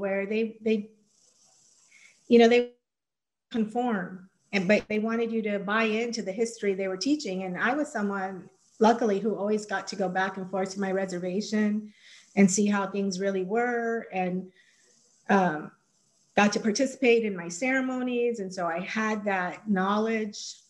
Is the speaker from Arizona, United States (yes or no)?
yes; Arizona, United States; high school, Arizona, kind of civics class